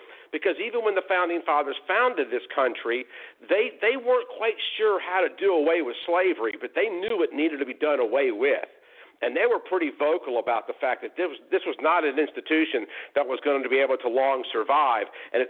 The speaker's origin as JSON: {"language": "English", "region": "Alabama", "country": "United States", "tie": "born or raised there", "said": "my home state of Alabama"}